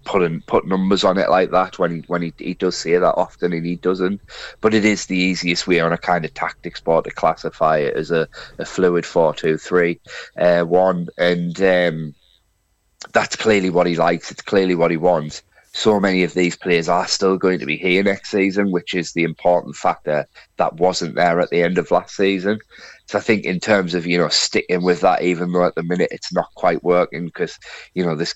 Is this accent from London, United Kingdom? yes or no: no; Sunderland, North East England, United Kingdom; my mum and dad moved up to Sunderland before I was born, and that's why I'm actually from Sunderland